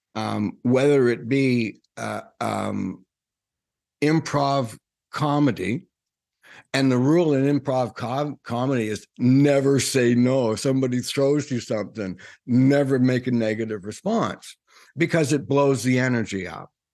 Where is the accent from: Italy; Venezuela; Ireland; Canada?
Canada; I'm, I'm Canadian